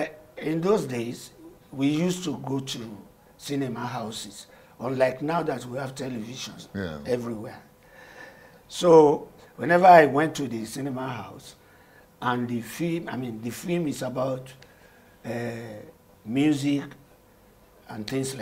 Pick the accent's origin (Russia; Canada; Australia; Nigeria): Nigeria; Lagos; My mother, they were all Lagosians.